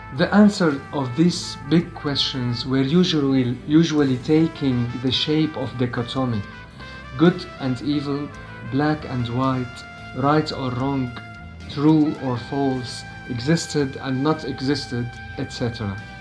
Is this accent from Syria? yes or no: yes; Damascus, Damascus Governorate, Syria; from Syria. I'm a musician born in Damascus and still living in it